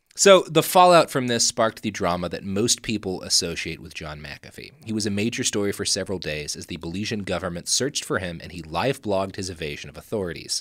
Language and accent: English; Texas, United States; We come from Texas